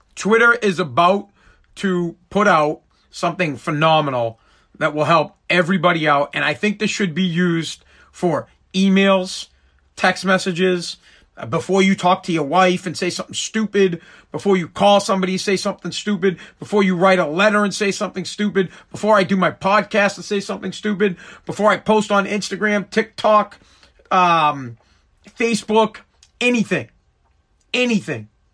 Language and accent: English; Massachusetts, United States; I'm from Mass, I talk about Boston stuff and Patriots